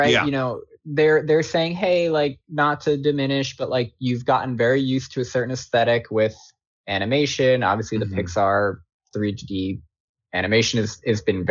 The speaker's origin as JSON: {"language": "English", "area": "Long Island", "region": "New York", "country": "United States", "tie": "born or raised there", "said": "I'm from Long Island. I spent my childhood as a New York kid"}